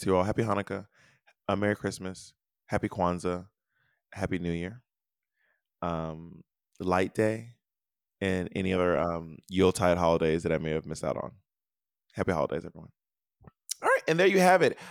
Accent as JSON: {"language": "English", "country": "United States", "said": "my socialization as an American"}